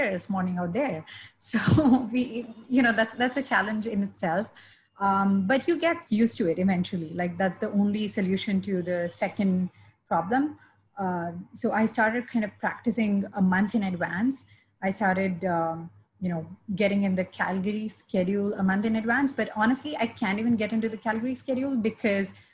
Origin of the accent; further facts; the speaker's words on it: India; I have been born and raised in India